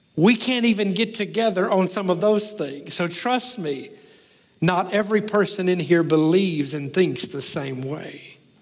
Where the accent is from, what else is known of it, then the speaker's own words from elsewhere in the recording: the South, United States; I'm the guy from the South